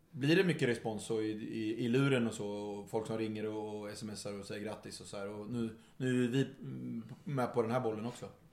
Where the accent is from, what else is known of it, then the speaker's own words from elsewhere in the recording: Örebro, Örebro County, Sweden; vi kommer från, från eh, Örebro